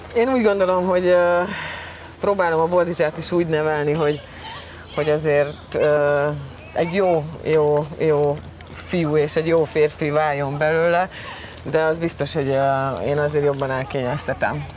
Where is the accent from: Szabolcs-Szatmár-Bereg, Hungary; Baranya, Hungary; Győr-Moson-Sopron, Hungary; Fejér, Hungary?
Győr-Moson-Sopron, Hungary; Győr; also born or lived in Veszprém; Veszprémben születtem, két éves koromban, és hát édesapám focizott, és pont akkor, amikor édesanyám ugye állapotos volt velem, akkor, akkor Győr, Veszprémben laktak, és ott születtem, de aztán utána gyorsan vissza is tértünk Győrbe